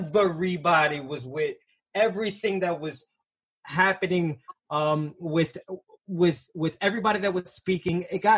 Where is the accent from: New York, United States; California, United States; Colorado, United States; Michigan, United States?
New York, United States; New York City; This is where I'm from. I'm from Harlem.